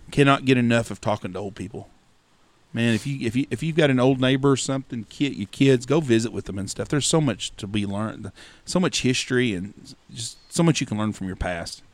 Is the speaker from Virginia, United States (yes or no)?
no; Wichita Falls, Texas, United States; When I was a kid growing up in Wichita Falls